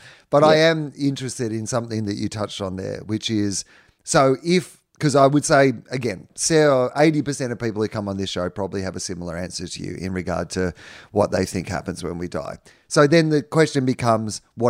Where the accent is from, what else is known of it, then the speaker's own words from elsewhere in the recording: Victoria, Australia; I'm from Victoria